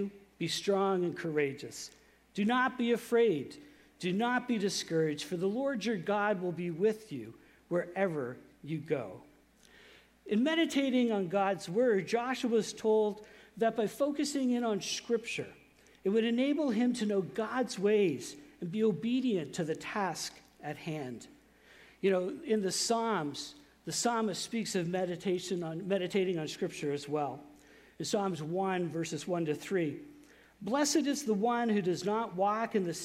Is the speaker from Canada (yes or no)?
yes; Saint John, New Brunswick, Canada; growing up in St. John, I went to a very conservative church, which is a Canadian Baptist of Atlantic Canada church